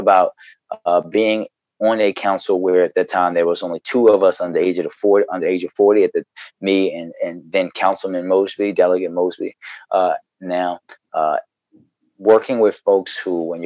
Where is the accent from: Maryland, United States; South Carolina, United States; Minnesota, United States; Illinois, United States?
Maryland, United States; Baltimore; I grew up in Baltimore.